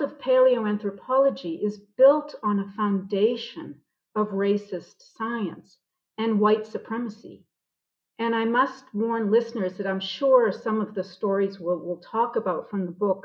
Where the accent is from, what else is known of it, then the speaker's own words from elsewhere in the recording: Boston, Massachusetts, United States; moved away as an adult; now in South Africa; I'm originally from Boston.